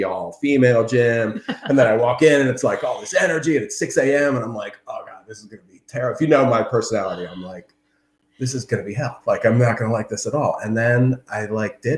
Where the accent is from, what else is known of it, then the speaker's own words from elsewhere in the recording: Maryland, United States; also born or lived in Delaware; I was born in Delaware, and we grew up in Maryland area